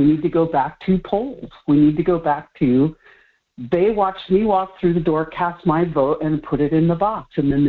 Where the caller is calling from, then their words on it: Kenai, Alaska, United States; from Kenai.